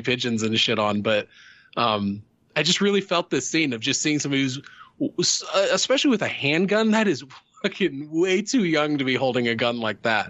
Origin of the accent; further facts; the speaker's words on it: Midwest, United States; I grew up in the Midwest